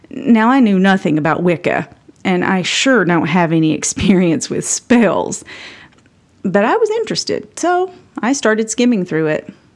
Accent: Campbell County, Tennessee, United States; I was raised by a nurse mom and a coal truck driving dad in Campbell County, Tennessee

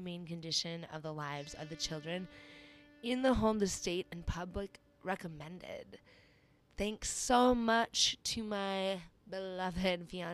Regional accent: Minnesota, United States; my home state of Minnesota

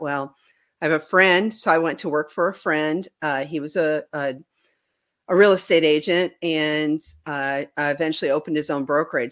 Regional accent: Wisconsin, United States; moved away as an adult; now in Bentonville, United States; I grew up in Wisconsin.

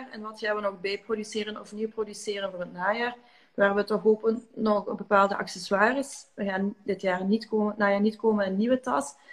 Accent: Hasselt, Limburg, Belgium; born there; morgen ga ik naar Hasselt, naar mijn uh, huis, alleen mijn, mijn geboortestad.

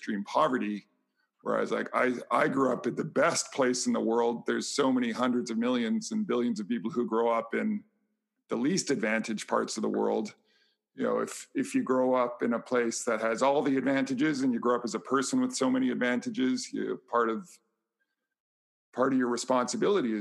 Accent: Vancouver, British Columbia, Canada; I grew up in Vancouver, Canada, on the West Coast, British Columbia

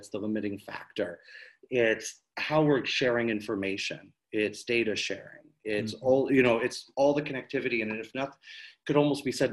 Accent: New Hampshire, United States; I grew up in New Hampshire

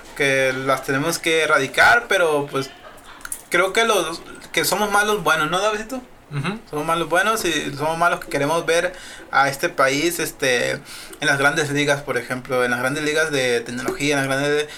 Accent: Sinaloa, Mexico; somos mexicanos, pero también somos sinaloenses

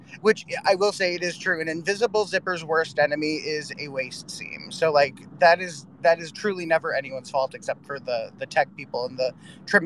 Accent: Northern New Jersey, United States; I grew up in Northern New Jersey

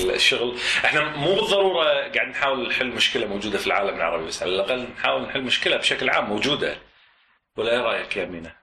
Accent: Kuwait; moved away; من الكويت

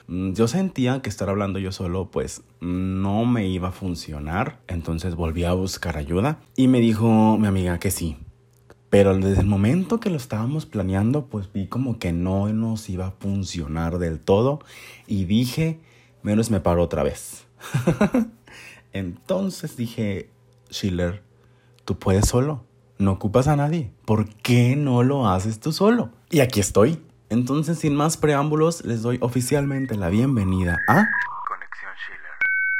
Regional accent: Monterrey, Nuevo León, Mexico; soy de Monterrey, Nuevo León

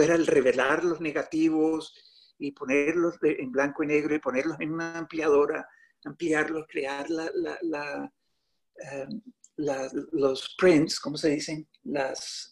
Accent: Colombia; also born or lived in New York City; now in New York, United States; yo Vivo en la ciudad de Nueva York. Eh, tengo 58 años y nací en Colombia

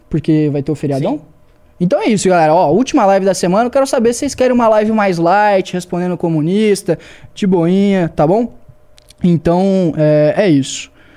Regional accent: Joinville, Santa Catarina, Brazil; Joinville, na minha cidade

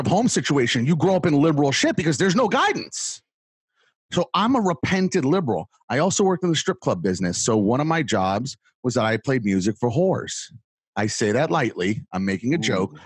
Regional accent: Fort Lauderdale, Miami, South Florida, United States; moved away; also born or lived in New York City, Brooklyn / Manhattan; I was born in South Florida, Fort Lauderdale, Miami

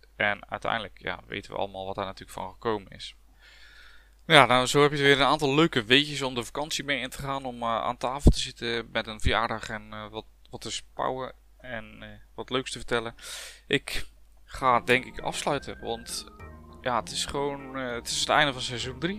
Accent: Dordrecht, South Holland, Netherlands; Ik ben een blanke Hollander, uh, zullen jullie misschien gehoord hebben. Eh, ook letterlijk Hollander, want ik kom uit Dordrecht

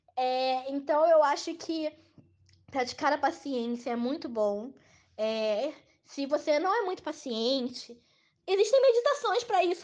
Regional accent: Rio de Janeiro, Brazil; eu sou do Rio de Janeiro

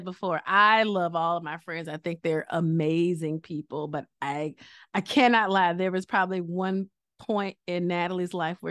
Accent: Picayune, Mississippi, United States; we all met up in Picayune, Mississippi, my hometown.

